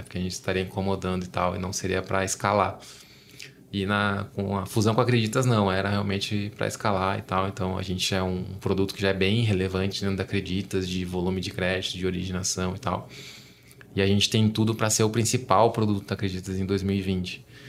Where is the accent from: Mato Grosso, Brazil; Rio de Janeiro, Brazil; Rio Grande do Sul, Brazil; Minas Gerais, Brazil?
Rio Grande do Sul, Brazil; Gaúcho; now in São Paulo, Brazil; eu sou gaúcho, tava em Porto Alegre com a minha família e tal, visitando meus pais